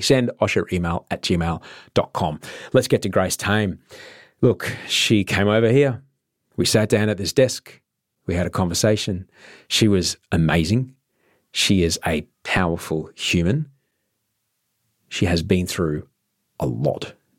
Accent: Queensland, Australia; I grew up in Queensland

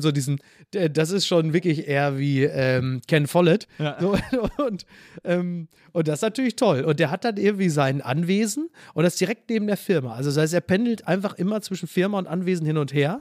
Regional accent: Castrop-Rauxel, North Rhine-Westphalia, Germany; now in Hamburg, Germany; Henrichenburg, wo ich herkomme, ist ja dann nochmal so in den Outs, ist ja eher so das Münsterland, das kleine Münsterland ja. rund um Castrop-Rauxel

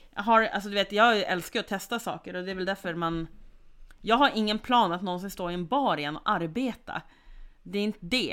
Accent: Sweden; jag som svensk

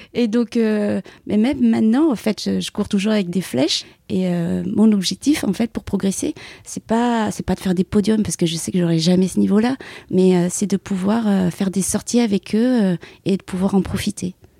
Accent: Paris region, Île-de-France, France; moved away as an adult; also born or lived in Vietnam (parents' origin); now in Aubagne, France; j'ai habité 26 euh, ans en région parisienne et là, actuellement, depuis 15 ans, je suis sur euh, les Bouches-du-Rhône, donc plus spécifiquement sur Aubagne

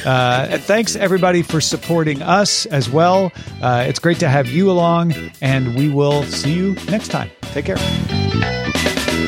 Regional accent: Illinois, United States; we're both from Illinois

